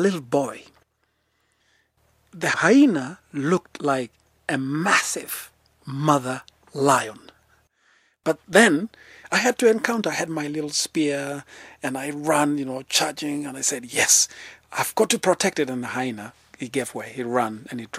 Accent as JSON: {"language": "English", "town": "Lemek", "region": "Narok County", "country": "Kenya", "tie": "born or raised there", "said": "I was born in the Maasai Mara in a very small place called Lemek"}